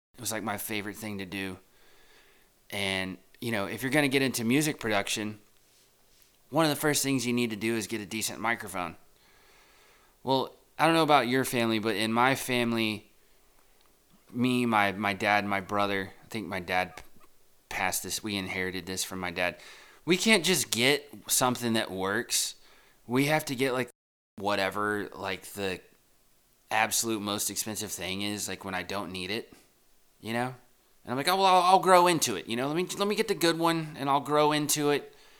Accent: Texas, United States; now in New York City, United States; I grew up in, I grew up in Texas

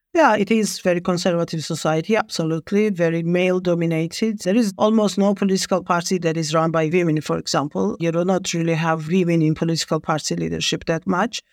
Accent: Georgia; I was born in Soviet Georgia. I've graduated my high school still in the Soviet Union.

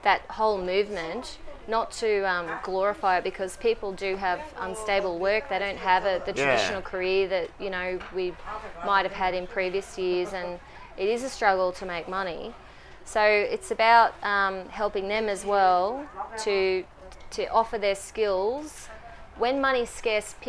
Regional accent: Brisbane, Queensland, Australia; moved away as an adult; now in Melbourne, Australia; I'm from Brisbane, I moved from Brisbane about 18 months ago

